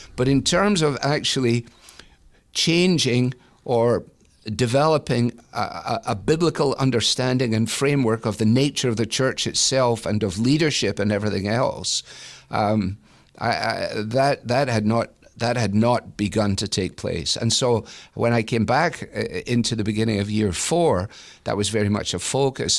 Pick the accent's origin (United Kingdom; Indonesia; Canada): United Kingdom; Glasgow, Scotland; moved away as an adult; now in Cleveland, United States; I came from Glasgow